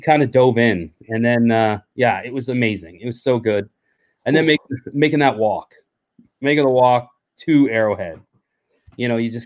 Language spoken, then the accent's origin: English; Canada; we're from Canada